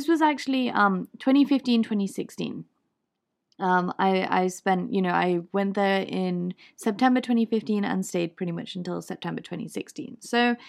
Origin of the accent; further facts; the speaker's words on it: Liverpool, North West England, United Kingdom; accent: Liverpool; apparently my Liverpool accent is fake. I don't actually have a Liverpool accent, despite the fact that I am from Liverpool in the UK.